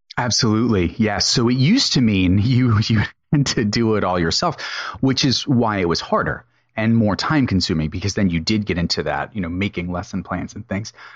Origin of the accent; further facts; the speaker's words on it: United States; So I'm an American